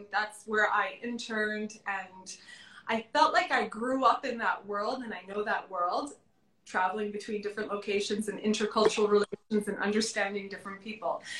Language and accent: English; Florida, United States; When I lived, when I grew up in Florida, we never went to Miami